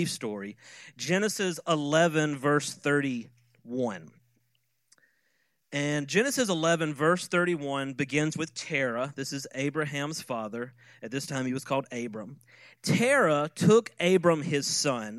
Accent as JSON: {"language": "English", "town": "Quitman", "region": "Georgia", "country": "United States", "tie": "born or raised there", "said": "I grew up in Quitman, but most people don't know where that's at. And so I usually say Valdosta"}